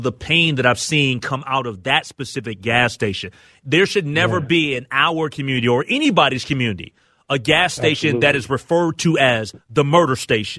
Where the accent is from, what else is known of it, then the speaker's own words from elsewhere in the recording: United States; as a young kid growing up in the Lynn Park neighborhood and being right there, right on Lindale and Broadway